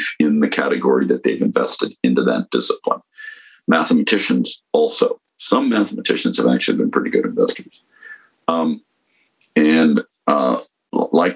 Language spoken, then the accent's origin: English; San Mateo, California, United States; also born or lived in San Francisco / Woodside, California; I grew up in San Mateo, California